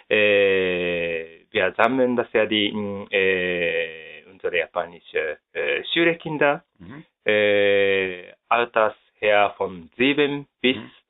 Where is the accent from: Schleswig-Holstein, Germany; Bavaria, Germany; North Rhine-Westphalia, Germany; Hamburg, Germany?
North Rhine-Westphalia, Germany; Düsseldorf; Ja, äh, ich komme aus Düsseldorf in Deutschland.